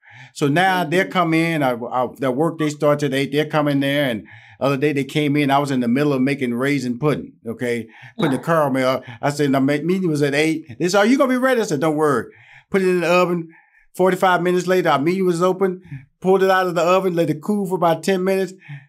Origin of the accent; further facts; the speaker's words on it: Houston, Texas, United States; I'm from Houston, Texas. I'm country. So I'm country. Okay. You can tell I'm country.